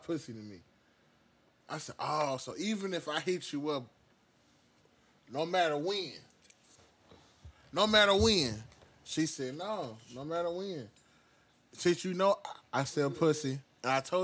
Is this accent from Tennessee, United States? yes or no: yes; Nashville, Tennessee, United States; also born or lived in Detroit; I'm from the Nash